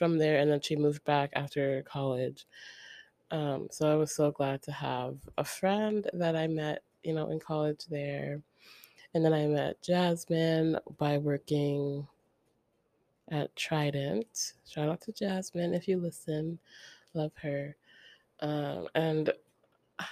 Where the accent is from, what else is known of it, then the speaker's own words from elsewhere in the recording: Ocala, Florida, United States; I don't think I see myself moving back there to Ocala, my hometown.